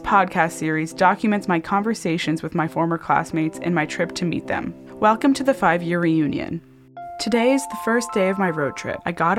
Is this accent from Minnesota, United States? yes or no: no; Newtown, Connecticut, United States; I grew up in Newtown, Connecticut, attended Newtown High School, class of 2016. When I visited my hometown, Newtown